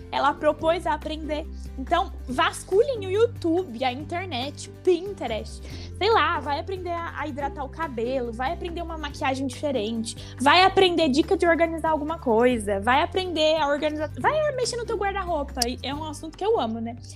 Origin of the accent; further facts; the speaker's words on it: Paraná, Brazil; Eu sou do Paraná